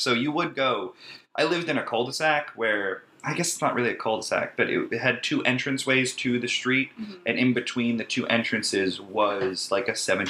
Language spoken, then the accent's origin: English; United States; also born or lived in Long Island, New York; I was born on Long Island, but moved to this town later.